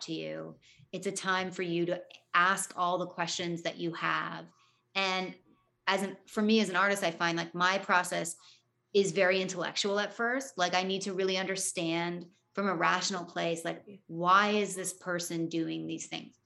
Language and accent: English; Toronto, Ontario, Canada; growing up in Toronto